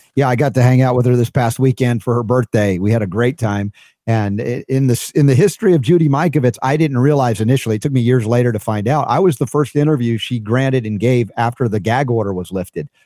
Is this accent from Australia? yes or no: no; United States; my first twenty-four years of life as an American